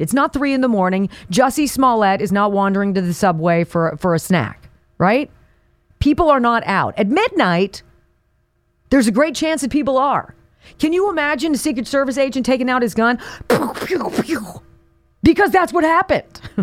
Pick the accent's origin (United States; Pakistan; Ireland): United States; Calabasas, California; this is just up the one oh one freeway from where I grew up in Calabasas